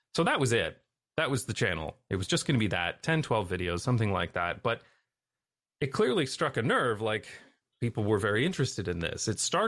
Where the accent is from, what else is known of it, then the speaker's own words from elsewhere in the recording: Canada; also born or lived in United Kingdom / Taiwan / Belgium / United States; now in Netherlands; you know, I'm from Canada, but then we left and we lived in various places like the UK, Taiwan, Belgium.